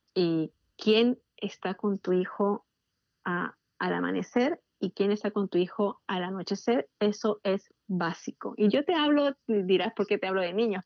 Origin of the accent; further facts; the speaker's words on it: Peru; now in Washington DC area, United States; yo soy peruana